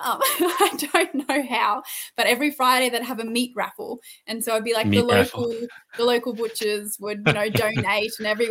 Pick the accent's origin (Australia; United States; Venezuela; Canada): Australia; Jerilderie, New South Wales; where I grew up, which is the Southern Riverina. It's not touristy in the slightest, except for the fact that where I grew up in Drildry, Ned Kelly robbed a bank there